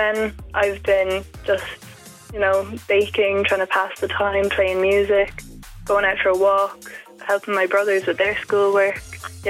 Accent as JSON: {"language": "English", "town": "Ballyhale", "region": "Leinster", "country": "Ireland", "said": "I'm from Ballyhale."}